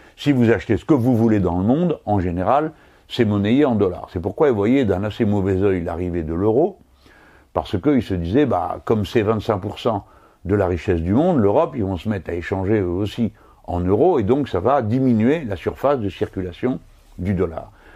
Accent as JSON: {"language": "French", "country": "France", "said": "nous autres Français"}